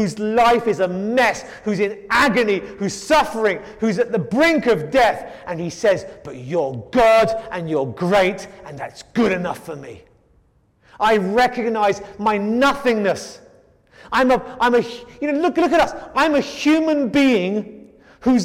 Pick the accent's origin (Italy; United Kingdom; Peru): United Kingdom; England; moved away; I come from England